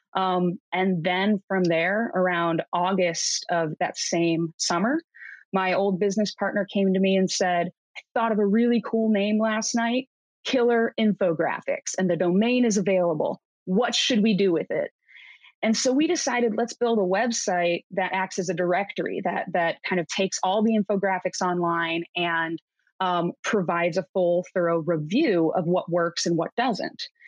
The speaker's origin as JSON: {"language": "English", "town": "Cleveland", "region": "Ohio", "country": "United States", "tie": "born or raised there", "moved": "as an adult", "lives_now": "Seattle, United States", "said": "I grew up in Cleveland, graduated Cleveland State University"}